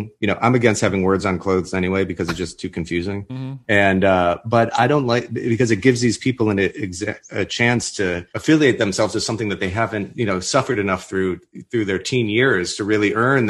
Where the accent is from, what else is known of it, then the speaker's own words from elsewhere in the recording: Minnesota, United States; I'm from Minnesota.